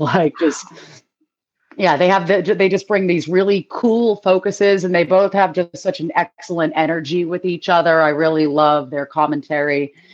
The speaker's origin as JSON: {"language": "English", "town": "Boston", "region": "Massachusetts", "country": "United States", "said": "I'm from Boston"}